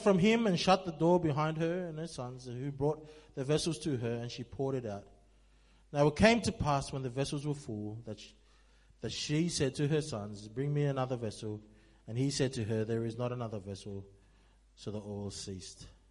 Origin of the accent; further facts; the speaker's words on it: Sydney, New South Wales, Australia; I'm from Sydney